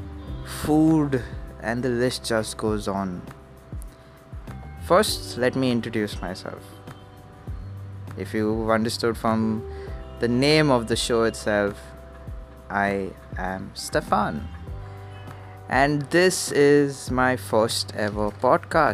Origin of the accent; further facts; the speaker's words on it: Mumbai, Maharashtra, India; I'm from Bombay.